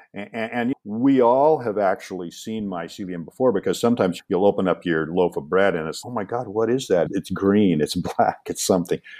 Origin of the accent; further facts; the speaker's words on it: Seattle, Washington, United States; when I grew up in Seattle